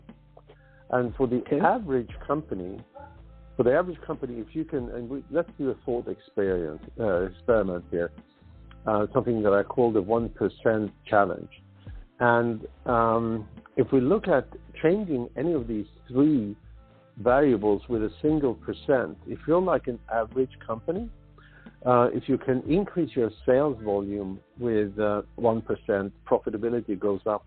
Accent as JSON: {"language": "English", "country": "Sweden", "tie": "born or raised there", "moved": "as an adult", "lives_now": "United States", "said": "I'm native from Sweden"}